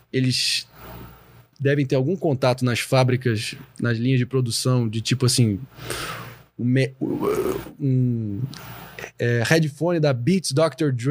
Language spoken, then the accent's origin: Portuguese; Brazil; Mas é. como nós somos brasileiros, nós somos mais sábios que eles.